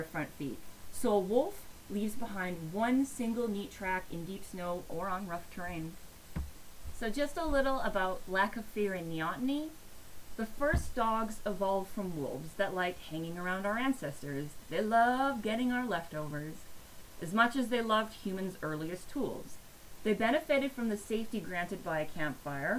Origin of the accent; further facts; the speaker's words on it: Edmonton, Alberta, Canada; Bob Barker's personal vendetta against my hometown